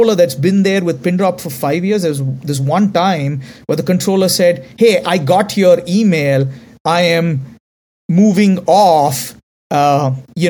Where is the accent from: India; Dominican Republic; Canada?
India; accent: Indian; because I'm Indian